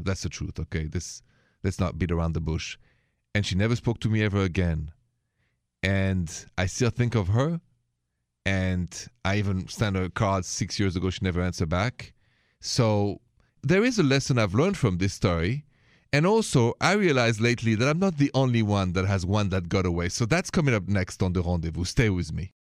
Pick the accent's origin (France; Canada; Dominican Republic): France; accent: French; My accent is French